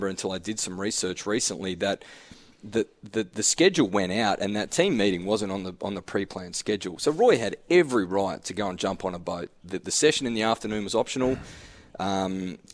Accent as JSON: {"language": "English", "area": "Claremont, Glenorchy", "region": "Tasmania", "country": "Australia", "tie": "born or raised there", "said": "I'm a public school boy, Claremont, played footy, Glenorchy. That type of banter I was brought up on"}